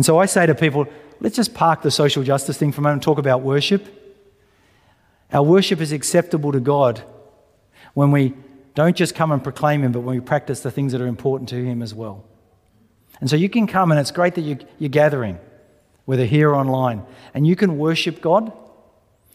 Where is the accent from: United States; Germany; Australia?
Australia; we're Australian.